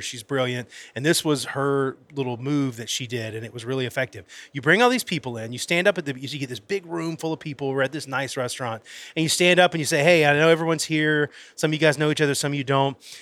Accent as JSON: {"language": "English", "region": "Florida", "country": "United States", "moved": "yes", "lives_now": "Alabama, United States", "said": "I'm originally from Florida. When I moved to Alabama"}